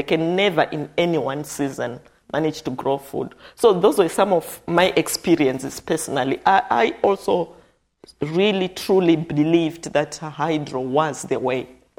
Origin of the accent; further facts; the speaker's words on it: Zimbabwe; I grew up in Zimbabwe. I never realized that in Zimbabwe there is that much marginalized people ever.